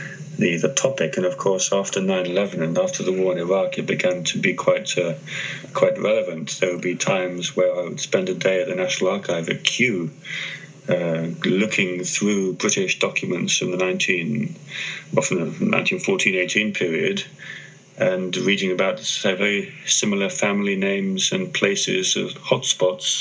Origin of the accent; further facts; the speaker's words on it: Greece; moved away; I grew up in Greece